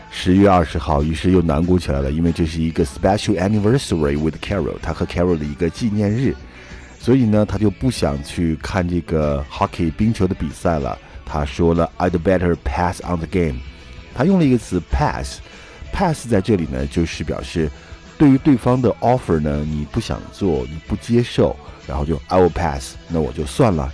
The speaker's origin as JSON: {"language": "Chinese", "country": "China", "said": "我们中国人都有一个习惯叫做 noon nap"}